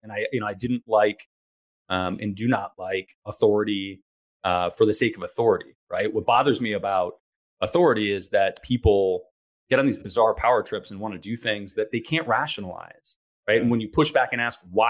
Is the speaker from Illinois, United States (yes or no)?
no; Ann Arbor, Michigan, United States; I grew up in Ann Arbor, Michigan, which is a great town, but too small for my liking.